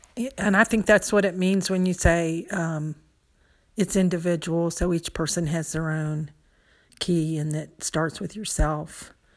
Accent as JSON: {"language": "English", "country": "United States", "tie": "born or raised there", "said": "growing up in the United States"}